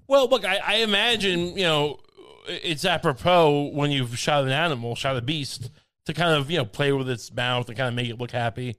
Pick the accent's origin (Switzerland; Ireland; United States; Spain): United States; I'm just an American.